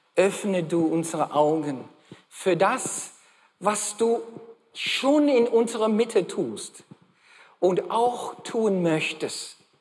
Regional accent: Australia; first language English; German is a second language; moved away; Ich bin gebürtiger Australier. Okay, bin in Australien geboren

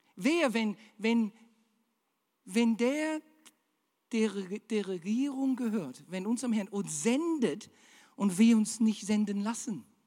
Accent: Australia; German is a second language; now in Germany; Ich bin Australier.

